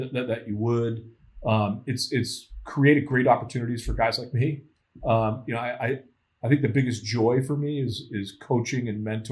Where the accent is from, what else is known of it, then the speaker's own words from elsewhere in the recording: Florida, United States; moved away as an adult; now in Boston, United States; I grew up in Florida